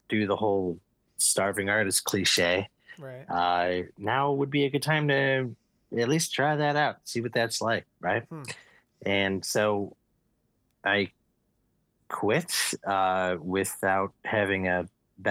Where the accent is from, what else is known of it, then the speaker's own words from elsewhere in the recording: Evergreen Park, Illinois, United States; I grew up on the south side of Chicago, in a suburb just outside of Chicago called Evergreen Park